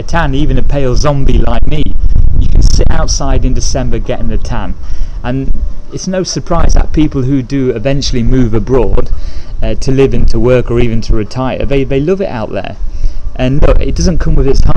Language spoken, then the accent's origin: English; England, United Kingdom; moved away; I'm from England